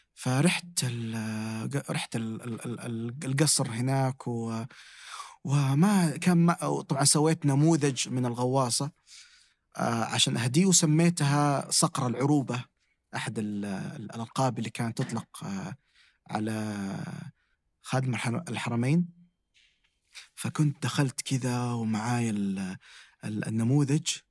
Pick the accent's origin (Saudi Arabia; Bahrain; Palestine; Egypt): Saudi Arabia; Damad, Jazan Province; مسقط رأسي في محافظة اسمها ضمد